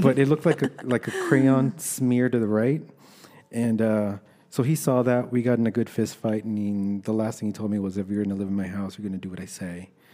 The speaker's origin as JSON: {"language": "English", "town": "Los Angeles", "region": "California", "country": "United States", "tie": "born or raised there", "also_born_or_lived": "El Salvador", "said": "I was born in El Salvador, and my parents brought me to the States when I was about four. We illegally crossed the border, and, uh, I was raised in Los Angeles."}